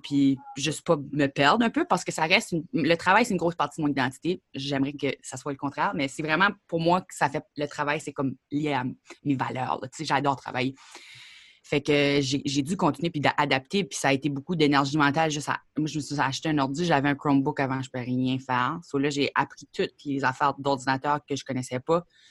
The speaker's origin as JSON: {"language": "French", "town": "Grand Falls", "region": "New Brunswick", "country": "Canada", "tie": "born or raised there", "also_born_or_lived": "Perth-Andover, New Brunswick", "said": "moi, je suis née à Perth Andover, que pas grand monde connaît ça. C'est sur le bord de la frontière des États-Unis."}